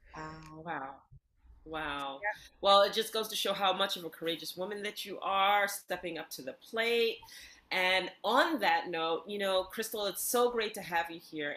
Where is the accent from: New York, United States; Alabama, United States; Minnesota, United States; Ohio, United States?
New York, United States; New York City; I grew up in New York City, and so there I am in Bayside